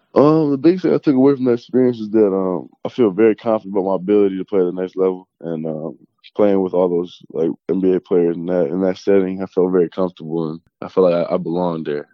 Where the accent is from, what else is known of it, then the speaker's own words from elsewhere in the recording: small town outside Toronto, Ontario, Canada; I grew up in like a small, small town, probably 30, 40 minutes outside Toronto